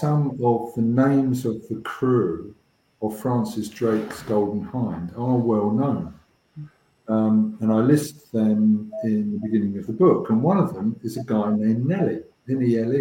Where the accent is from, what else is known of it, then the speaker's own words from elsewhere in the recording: England, United Kingdom; I wanted to come home to England, that's my home country